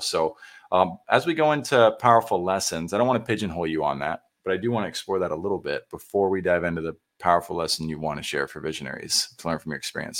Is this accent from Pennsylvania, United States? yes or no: no; San Antonio, Texas, United States; I grew up in San Antonio